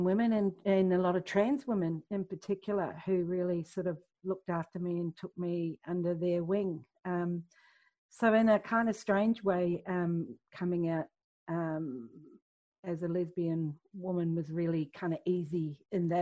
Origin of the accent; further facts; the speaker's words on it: New Zealand; I grew up in Aotearoa in New Zealand